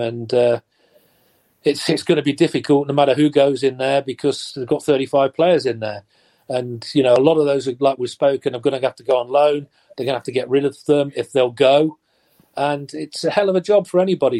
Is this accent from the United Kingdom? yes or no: yes; Nottingham, East Midlands, United Kingdom; I'm born and bred Nottingham. I was lucky enough to play for my hometown team